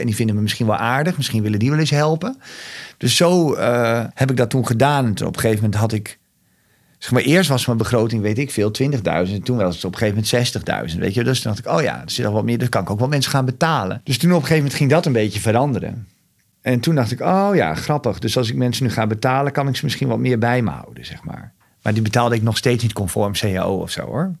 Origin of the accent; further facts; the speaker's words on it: Overijssel, Netherlands; het is mijn geboortegrond ik voel me hier thuis